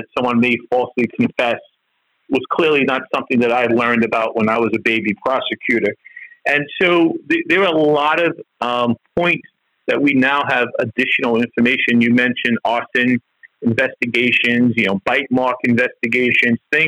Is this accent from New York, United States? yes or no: yes; New York City, New York, United States; I grew up in East New York in Brooklyn